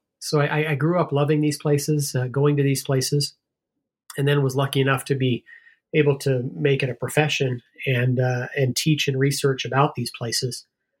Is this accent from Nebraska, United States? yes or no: no; Ohio, United States; also born or lived in Midwest; I grew up in the Midwest. I lived from my late elementary, junior high, and first several years of high school in Ohio. And so I grew up about two hours from Kirtland, Ohio